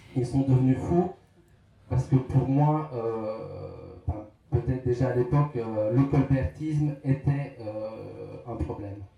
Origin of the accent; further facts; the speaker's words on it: southern Aveyron, Occitania, France; je viens d'ailleurs de la Massa dans le sud d'Aveyron